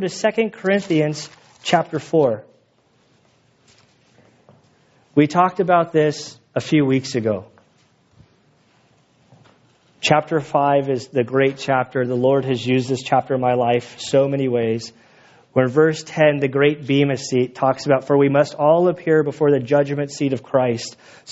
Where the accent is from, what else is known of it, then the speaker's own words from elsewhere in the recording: United States; I'm an American